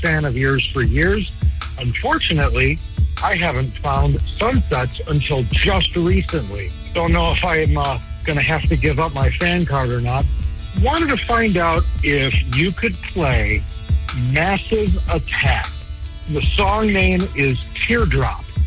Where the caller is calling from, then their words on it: Denver, Colorado, United States; I'm calling you from Denver, Colorado